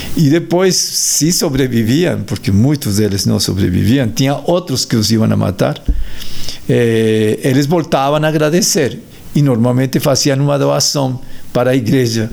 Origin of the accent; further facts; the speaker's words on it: Colombia; Portuguese is a second language; moved away; Eu sou colombiano